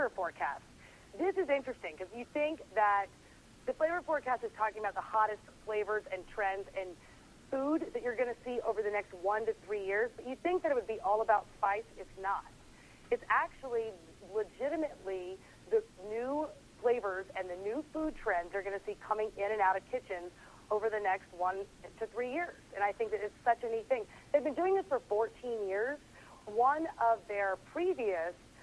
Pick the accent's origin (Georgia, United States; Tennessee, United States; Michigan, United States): Tennessee, United States; now in New York, United States; I'm from Tennessee. I moved to New York.